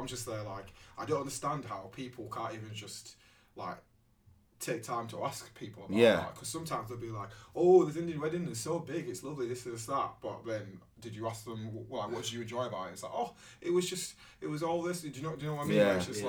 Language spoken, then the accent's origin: English; Nigeria; And I used to be like, oh, from Nigeria.